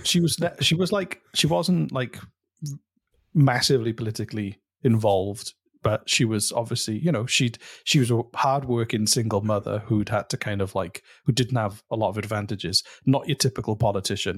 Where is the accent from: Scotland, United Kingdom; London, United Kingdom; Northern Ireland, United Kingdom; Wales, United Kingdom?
Wales, United Kingdom; Welsh; I'm Welsh